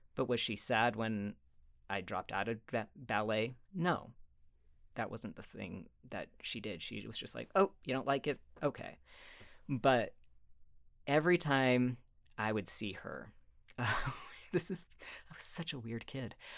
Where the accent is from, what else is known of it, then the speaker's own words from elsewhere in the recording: Sandy, Utah, United States; also born or lived in Cottonwood Heights, Utah; I did grow up in Utah. I was born in Sandy. Um, hmm. grew up there and in Cottonwood Heights